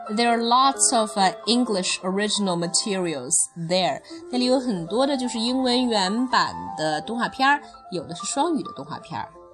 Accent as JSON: {"language": "Chinese", "country": "China", "said": "我们中国人"}